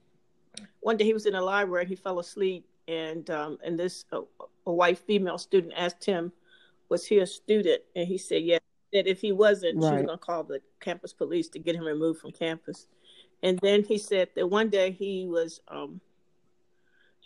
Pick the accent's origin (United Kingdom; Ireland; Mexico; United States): United States; Danville, Virginia; I'm from Danville. Oh, Danville, Virginia